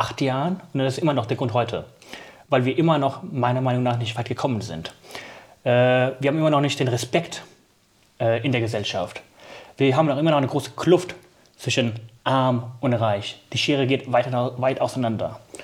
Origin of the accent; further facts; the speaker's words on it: Burscheid, North Rhine-Westphalia, Germany; also born or lived in Pakistan; ursprünglich bin ich in Pakistan geboren äh, und mit einem Jahr und drei Monaten nach Deutschland gezogen und auch direkt nach Burscheid